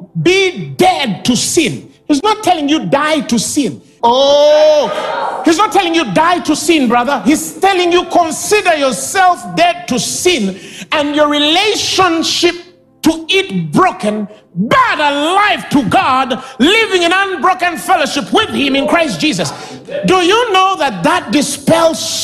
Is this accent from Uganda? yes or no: yes; Uganda; I was born and raised in Uganda. I love my nation